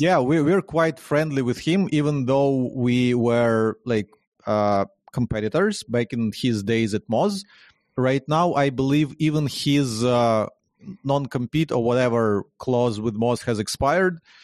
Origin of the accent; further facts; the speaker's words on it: Ukraine; born and raised in Ukraine, in, in Ukraine